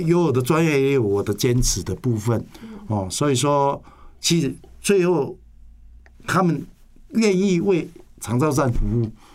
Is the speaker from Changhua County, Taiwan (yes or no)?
no; Nantou County, Taiwan; 因为我是本地的人